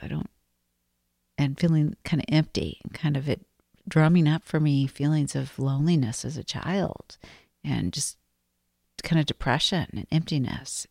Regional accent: Arizona, United States; moved away; I grew up in Arizona.

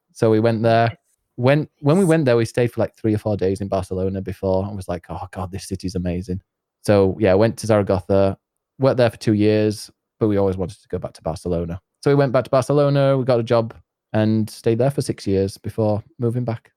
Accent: north of England, near Leeds and York, Yorkshire and the Humber, United Kingdom; accent: Yorkshire; I am from uh, the north of England, near Leeds

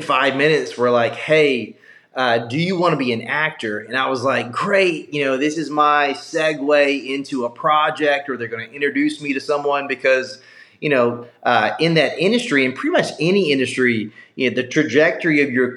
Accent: South Carolina, United States; moved away; I grew up in South Carolina.

